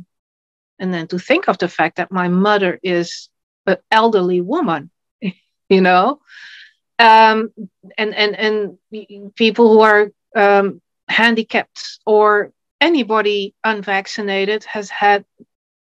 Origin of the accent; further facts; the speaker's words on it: Netherlands; I'm from the Netherlands, and I'm a writer, a poet, a photographer, translator, and political networker.